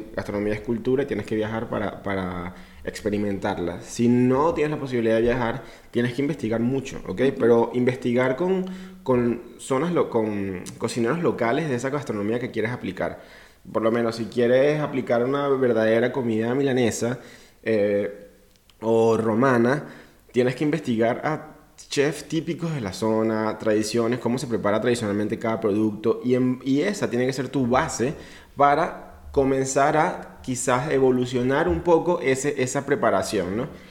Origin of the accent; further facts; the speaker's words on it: Venezuela; Soy latinoamericano, orgulloso venezolano